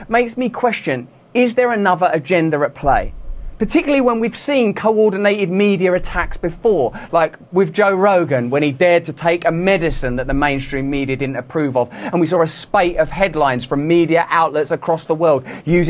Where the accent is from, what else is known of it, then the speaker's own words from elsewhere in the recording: England, United Kingdom; I'm English